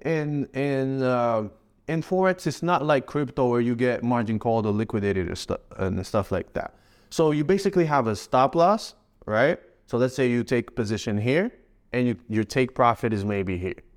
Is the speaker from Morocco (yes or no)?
yes; Morocco; also born or lived in Canada / Spain; now in Dubai, United Arab Emirates; my home country, Morocco